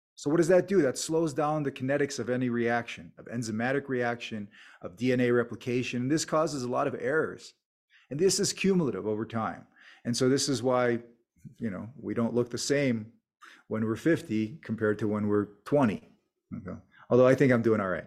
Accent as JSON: {"language": "English", "country": "United States", "tie": "born or raised there", "said": "an immigrant family growing up in America"}